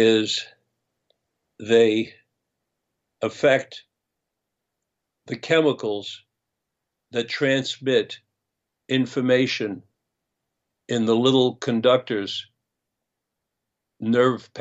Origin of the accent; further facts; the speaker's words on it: United States; as an American citizen